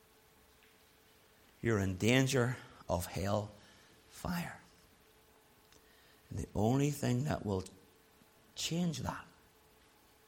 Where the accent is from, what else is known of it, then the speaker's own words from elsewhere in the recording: Belfast, Northern Ireland, United Kingdom; moved away; also born or lived in Dublin; I grew up in Loyalist North Belfast.